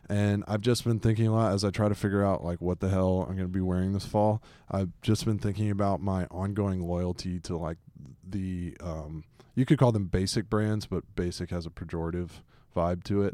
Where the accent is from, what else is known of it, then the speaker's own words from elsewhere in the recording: Atlanta, Georgia, United States; growing up in Atlanta